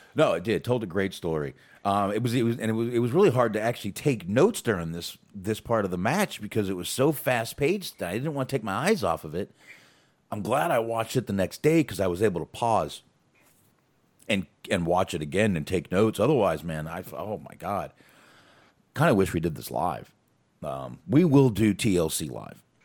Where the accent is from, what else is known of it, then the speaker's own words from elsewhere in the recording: Boston, Massachusetts, United States; moved away; I was born in Boston